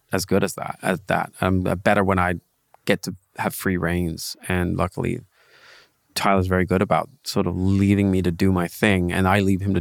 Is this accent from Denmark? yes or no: yes; Denmark; moved away as an adult; now in Los Angeles, United States; I grew up in Denmark